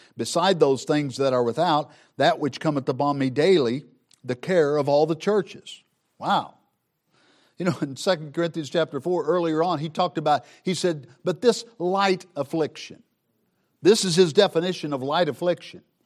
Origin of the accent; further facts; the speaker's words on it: Southern Missouri, United States; I grew up in Southern Missouri